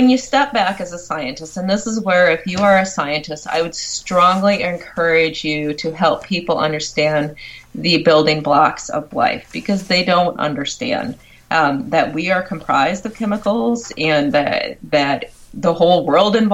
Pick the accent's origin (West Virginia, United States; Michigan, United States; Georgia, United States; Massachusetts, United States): Michigan, United States; I'm from Michigan